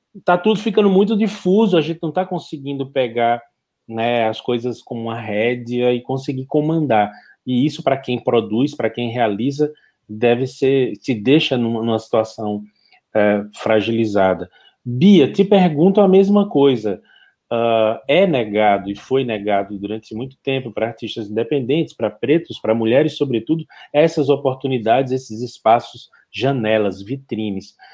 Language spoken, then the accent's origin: Portuguese; Bahia, Brazil; also born or lived in Pará; now in Pernambuco, Brazil; Eu, como baiano